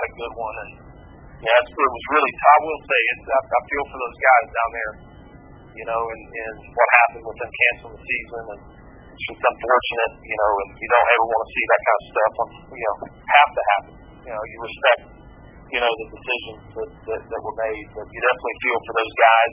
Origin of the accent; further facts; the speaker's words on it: Daytona Beach, Florida, United States; moved away as an adult; also born or lived in the Carolinas; now in North Carolina, United States; I grew up in Daytona Beach. So I'm a Daytona Beach, Florida native